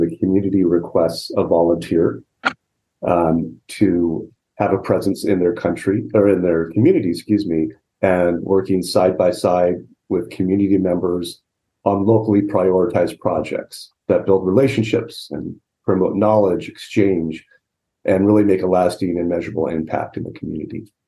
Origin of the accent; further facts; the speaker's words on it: Southern California, United States; I grew up in Southern California